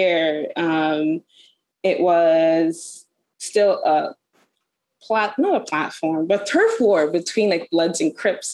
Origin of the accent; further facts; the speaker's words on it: Toronto, Ontario, Canada; I'm born and raised in Toronto, Canada.